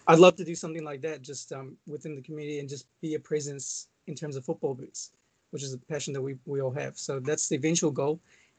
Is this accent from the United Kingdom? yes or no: no; Maldives; it was because I'm from the Maldives. If you guys don't know where that is, if you know, you know, it's small country.